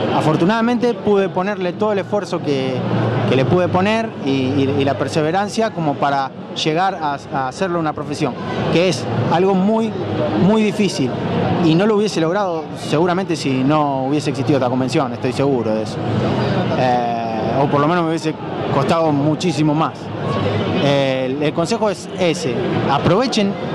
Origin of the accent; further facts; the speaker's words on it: Rosario, Santa Fe, Argentina; yo soy de acá de Rosario.